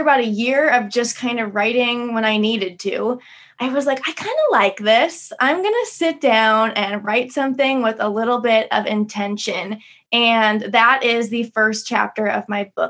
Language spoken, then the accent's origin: English; Midwest, United States; moved away as an adult; also born or lived in Las Vegas, Nevada; I grew up in the Midwest